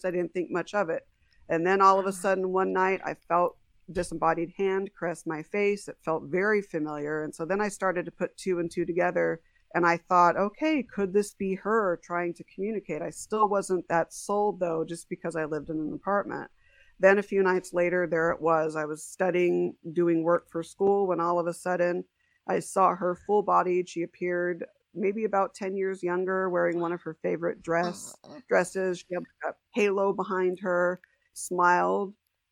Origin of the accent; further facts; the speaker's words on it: San Diego, California, United States; also born or lived in Huntington Beach, California / Las Vegas, Nevada; came back out to San Diego